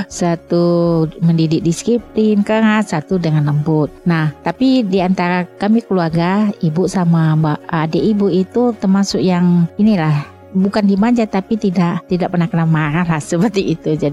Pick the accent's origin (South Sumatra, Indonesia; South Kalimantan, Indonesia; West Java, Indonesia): South Sumatra, Indonesia; Palembang; also born or lived in Lampung; now in Padang, Indonesia; jadi ibunya ibu orang Pariaman, bapak orang Agam, cuma dipulahi di Palembang, besarnya di Palembang dan di Lampung.